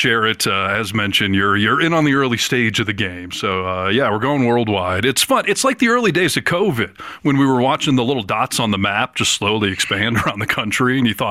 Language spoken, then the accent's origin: English; Michigan, United States; now in Northern California / Lake Tahoe, United States; Michigan has finally jumped on the map, thanks to my hometown people.